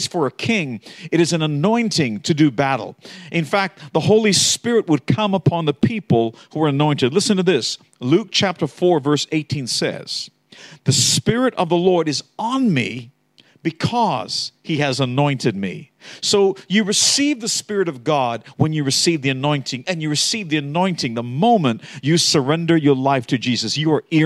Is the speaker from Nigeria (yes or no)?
no; Australia; I am an Aussie. True. But I also was raised with Americans